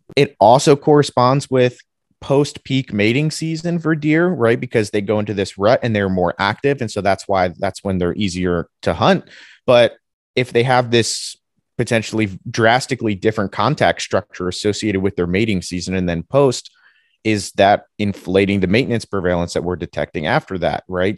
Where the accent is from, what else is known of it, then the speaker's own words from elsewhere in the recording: New Jersey, United States; moved away as an adult; also born or lived in Ohio, United States; I'm from New Jersey originally